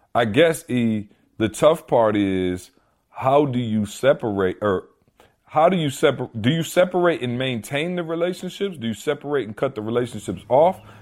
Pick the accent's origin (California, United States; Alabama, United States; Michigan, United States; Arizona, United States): Michigan, United States; Lansing; moved away; I come back to Lansing, where it's my hometown, where I grew up, went to school, everything